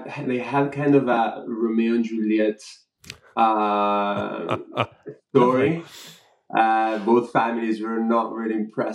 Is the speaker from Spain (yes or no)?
yes; Spain; moved away as an adult; also born or lived in Madrid; now in London, United Kingdom; I was born and raised in Spain.